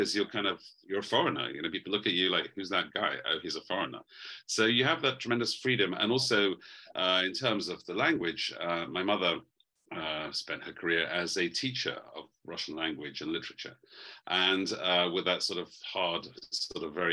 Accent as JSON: {"language": "English", "region": "London", "country": "United Kingdom", "tie": "born or raised there", "also_born_or_lived": "Moscow", "moved": "as an adult", "said": "I was born in London."}